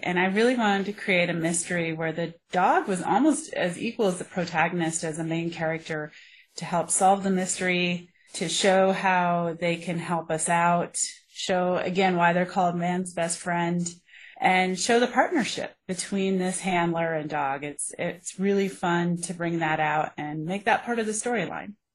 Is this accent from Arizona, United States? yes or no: no; Colorado, United States; I grew up here in Colorado. I'm a Colorado native